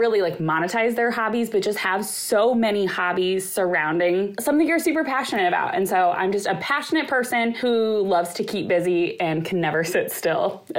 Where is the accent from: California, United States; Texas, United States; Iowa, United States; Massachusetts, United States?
Iowa, United States; Des Moines; also born or lived in Chicago, Illinois; So I am from Des Moines, Iowa, but I went to college in Chicago